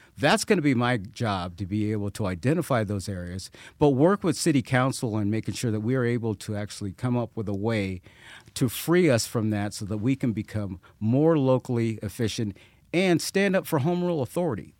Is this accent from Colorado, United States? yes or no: yes; Colorado Springs, Colorado, United States; I grew up here. Uh, this is my hometown.